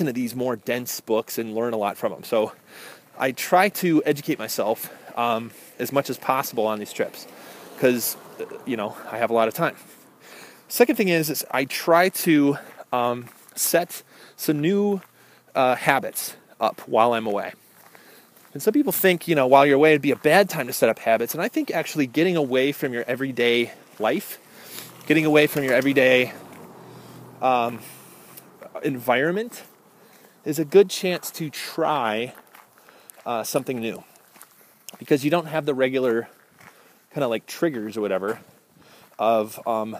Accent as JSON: {"language": "English", "region": "Midwest", "country": "United States", "said": "I'm from the Midwest"}